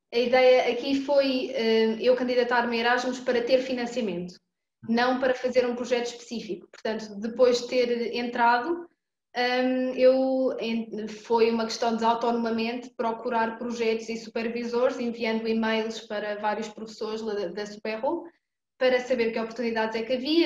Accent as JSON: {"language": "Portuguese", "town": "Coimbra", "region": "Centro", "country": "Portugal", "said": "Eu sou de Coimbra, comecei por lá"}